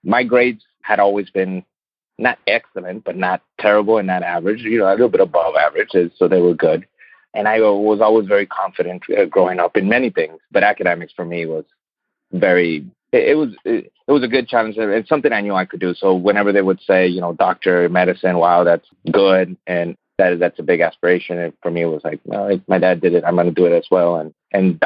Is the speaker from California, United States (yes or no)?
no; Laredo, Texas, United States; I was born in Laredo, Texas, and was raised on both Laredo and Nuevo Laredo, Mexico, which is the Mexican side of the border.